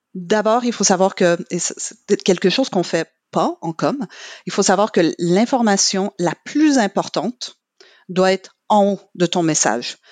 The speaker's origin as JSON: {"language": "French", "region": "Quebec", "country": "Canada", "first_language": "English", "second_language": "French", "moved": "yes", "said": "je suis québécoise"}